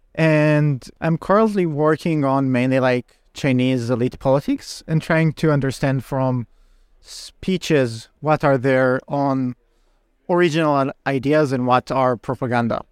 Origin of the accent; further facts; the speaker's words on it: Israel; moved away; I'm originally from Israel